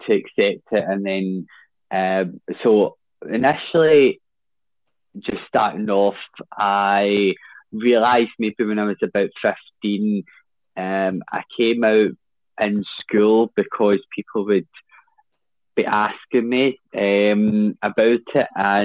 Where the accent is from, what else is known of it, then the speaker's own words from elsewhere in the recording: Glasgow, Scotland, United Kingdom; also born or lived in Blairdardie; I grew up and was born in 1995, and I grew up for the first 10 years of my life in Drumchapel. And then my parents and I moved down to Blairdarty, which is just down the road a bit.